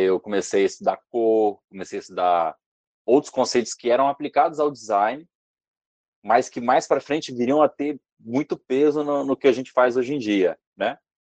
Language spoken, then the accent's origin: Portuguese; Vitória, Espírito Santo, Brazil; Eu sou da Vitória no Espírito Santo